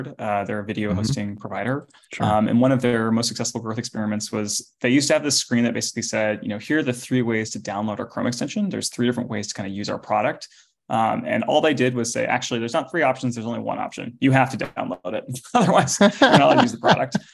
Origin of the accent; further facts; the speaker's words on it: Los Altos, California, United States; I grew up in Los Altos, which is in the Bay Area